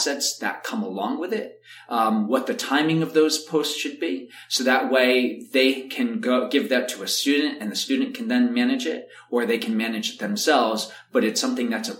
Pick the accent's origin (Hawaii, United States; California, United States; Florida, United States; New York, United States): New York, United States; also born or lived in Chicago; I'm from New York, to come back to New York